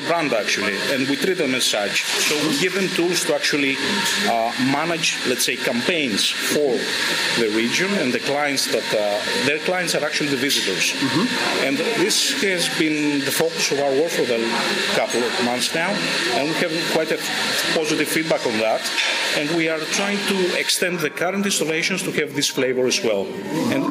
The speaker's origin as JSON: {"language": "English", "region": "Crete", "country": "Greece", "said": "We are from Crete, an island in the south of Greece"}